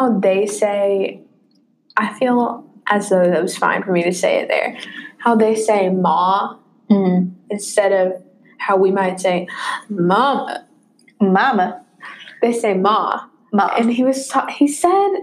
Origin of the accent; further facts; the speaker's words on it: the South, United States; I'm from the Yeehaw South.